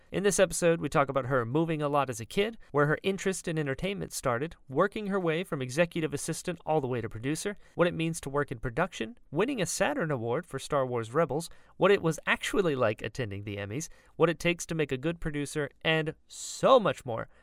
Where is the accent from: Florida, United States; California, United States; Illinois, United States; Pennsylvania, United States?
Florida, United States; I grew up in Florida